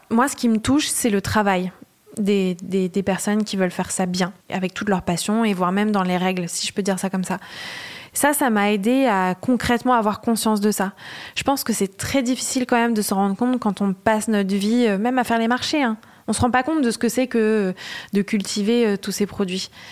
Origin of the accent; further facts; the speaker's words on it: Le Havre, Normandy, France; now in Paris, France; Je viens d'une ville euh, de Normandie, comme tu disais, qui s'appelle Le Havre